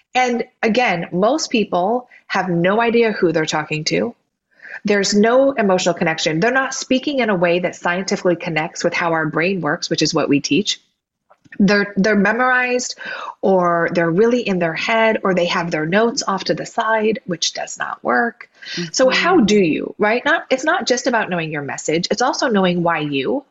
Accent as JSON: {"language": "English", "region": "Oregon", "country": "United States", "tie": "born or raised there", "moved": "yes", "lives_now": "Southern California, United States", "said": "I grew up in Oregon with rain, and now I have palm trees and sunshine"}